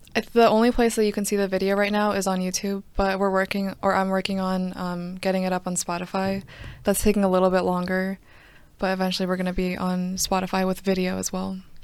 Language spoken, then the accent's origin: English; Johns Creek, Georgia, United States; also born or lived in Duluth, Georgia; I'm not from DeKalb. Originally, I'm from Johns Creek